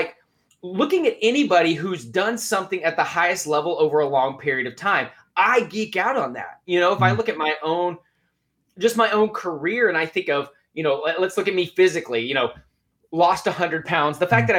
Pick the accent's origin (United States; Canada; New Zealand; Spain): United States; Lubbock, Texas; also born or lived in Oklahoma; now in Dallas, United States; being a Big 12 guy, I grew up in Lubbock, Texas, right? So the rest of my family are still huge Texas Tech fans.